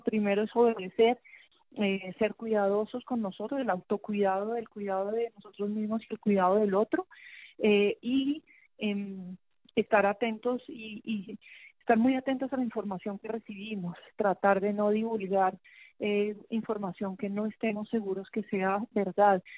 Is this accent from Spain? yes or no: no; Colombia; como bogotanos, yo creo que como colombianos en general